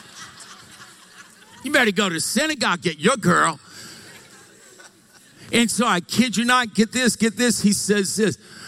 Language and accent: English; Louisiana, United States; now in Meridian, United States; we're from Louisiana